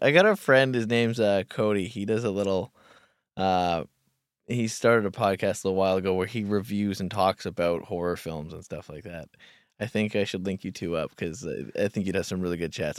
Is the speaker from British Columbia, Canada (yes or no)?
yes; Kamloops, British Columbia, Canada; moved away; back in my hometown at this place called the Kamloops Sexual Assault Counseling Center